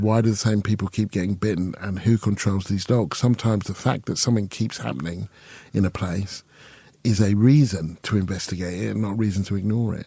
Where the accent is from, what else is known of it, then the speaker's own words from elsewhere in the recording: Stevenage, East of England, United Kingdom; I'm from Stevenage